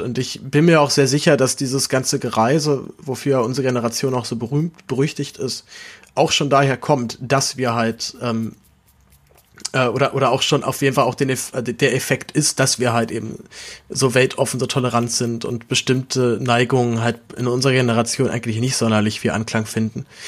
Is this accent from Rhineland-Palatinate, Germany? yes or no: no; Berlin, Germany; ich wohne in der Großstadt, ich bin ja Berliner